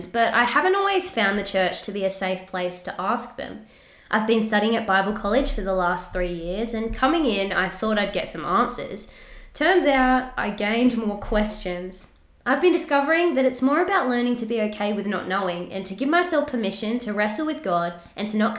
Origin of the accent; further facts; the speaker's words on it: Mount Gambier, South Australia, Australia; now in Adelaide, Australia; I am from Mount Gambier.